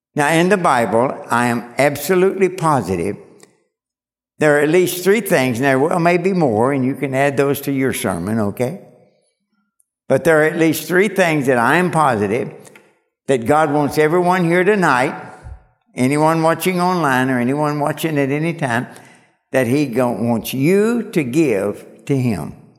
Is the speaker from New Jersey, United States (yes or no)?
no; Kentucky, United States; moved away; I was born and raised in Kentucky